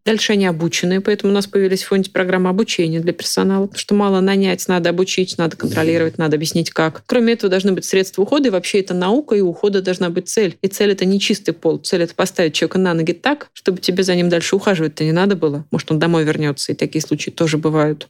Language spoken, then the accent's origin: Russian; Moscow, Russia; Я из Москвы